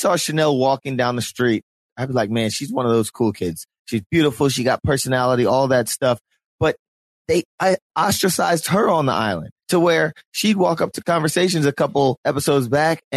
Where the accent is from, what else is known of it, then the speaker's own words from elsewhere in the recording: Philadelphia, Pennsylvania, United States; we're from Philly